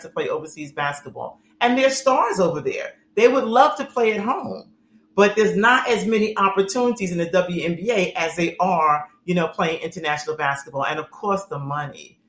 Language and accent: English; New York, United States; growing up in New York